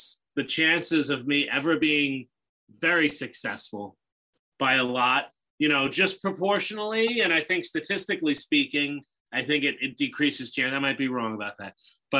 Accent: South Hempstead, New York, United States; I was born on Long Island, the son of a postal worker and an artist, and they thrived in a hamlet called South Hempstead, near where both two of the biggest stars of all time have come from, Howard Stern and Eddie Murphy.

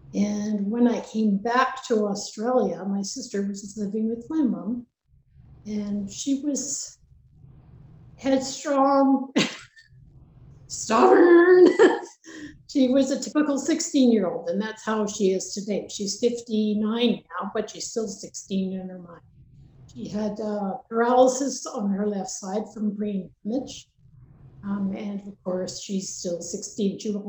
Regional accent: Lac La Biche, Alberta, Canada; born there; also born or lived in British Columbia; so we lived in BC, Alberta, BC, back and forth. So I traveled quite a bit, but I was born in Alberta. I was born in Lac La Biche, actually.

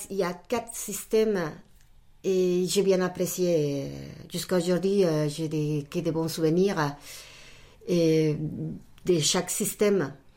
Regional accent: Mexico City, Mexico; first language Spanish; French is a second language; moved away as an adult; also born or lived in United States / Chicago / Brazil; now in France; Je suis euh, mexicaine d'origine et puis bah, toute ma, ma famille mes études, tout je les fais là-bas, à Mexico.

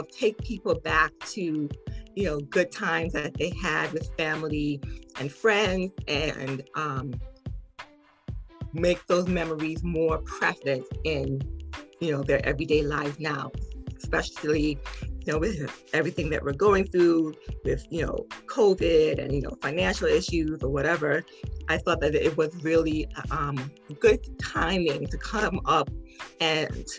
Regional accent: Piscataway, New Jersey, United States; I'm from Piscataway, New Jersey.

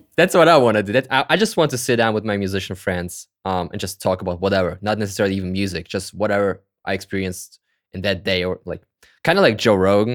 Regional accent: Kazakhstan; I was born in Kazakhstan, actually, like in the former Soviet Union

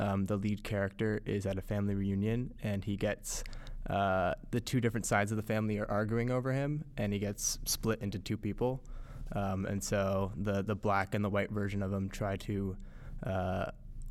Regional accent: Newmarket, Ontario, Canada; moved away as an adult; now in New York, United States; I'm a senior from Newmarket, Ontario in Canada

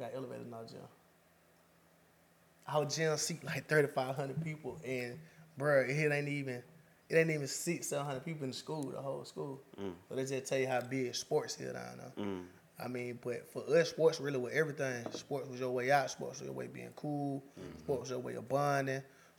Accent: Wilcox County, Georgia, United States; moved away as an adult; now in Macon, United States; I'm from the country, man. I'm from Wilco by way of Deadwood, you know what I'm saying? I'm in Macon now. Though a lot of motherfuckers think I'm from Macon. I've been out here since 2017, but nah, I'm from Wilco.

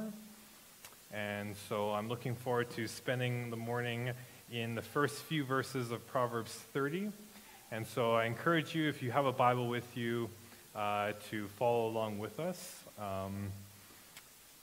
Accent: Regina, Saskatchewan, Canada; now in Grunthal, Canada; I grew up in Regina

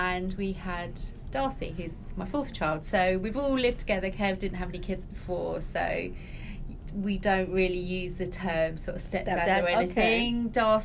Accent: Hatfield, East of England, United Kingdom; moved away as an adult; also born or lived in London; now in Milton Keynes, United Kingdom; I come from Hatfield in Hertfordshire

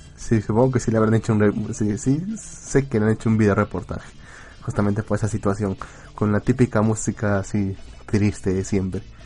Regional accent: Peru; En nombre del pueblo peruano

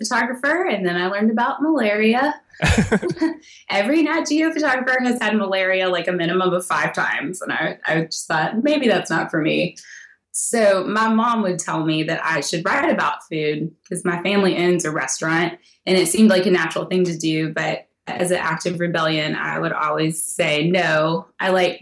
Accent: Tennessee, United States; I'm from Tennessee

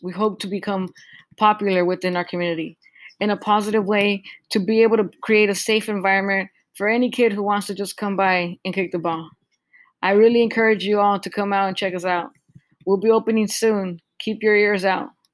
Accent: Southern California, United States; we come from Southern California

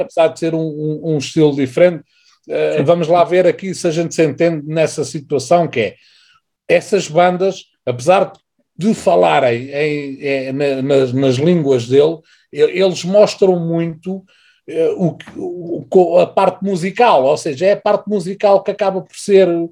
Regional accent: Portugal; nós somos portugueses, cantamos em português.

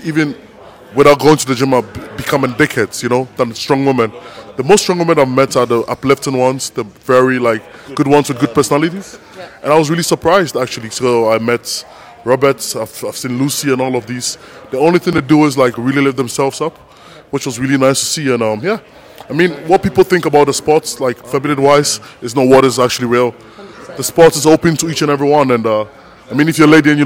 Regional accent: Ghana; now in Belgium; I come from Ghana, West Africa. I've been in Belgium for almost 12 years.

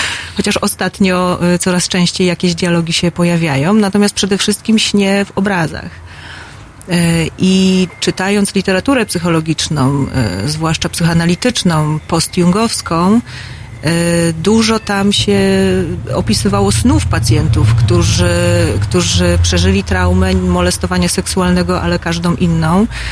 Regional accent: Poland; urodziłam się w takim kraju, w którym tworzy Leszek Mądzik i Lech Majewski

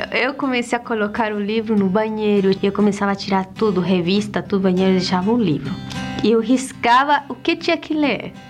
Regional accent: Bolivia; eu sou da Bolívia

